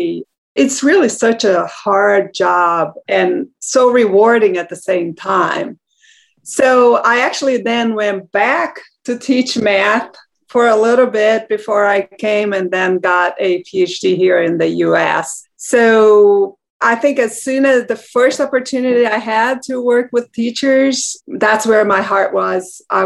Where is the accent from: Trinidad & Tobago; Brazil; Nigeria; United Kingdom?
Brazil; moved away; I'm from Brazil.